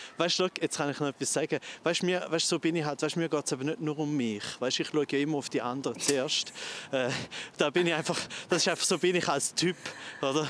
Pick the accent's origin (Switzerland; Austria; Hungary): Switzerland; Goldach, St. Gallen; Rorschach, das ist direkt neben mir, wo ich aufgewachsen bin. Ich bin ja zu Goldach